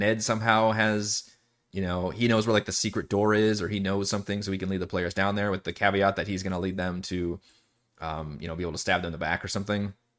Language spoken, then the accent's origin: English; Texas, United States; also born or lived in Seattle, Washington; I'm actually originally from Seattle, and my folks moved down to Texas when I was a toddler. So I didn't really hear it too much at home, but obviously growing up with everybody, there's all kinds of accents flying around.